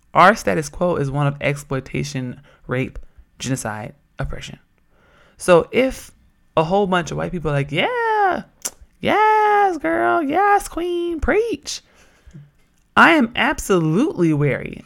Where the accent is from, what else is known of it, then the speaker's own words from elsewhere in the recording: Oakland, California, United States; moved away; I'm from Oakland